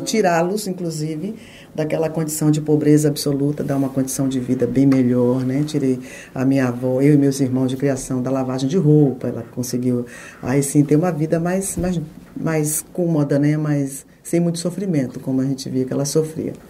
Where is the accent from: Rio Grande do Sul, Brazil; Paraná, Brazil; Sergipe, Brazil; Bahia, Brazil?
Bahia, Brazil; Itabuna; moved away as an adult; also born or lived in Jequié; Eu nasci em Jequié, no sertão, né, de Jequié, e saí de lá com nove meses, porque meu, minha mãe, meu, meus avós resolveram ir para Itabuna.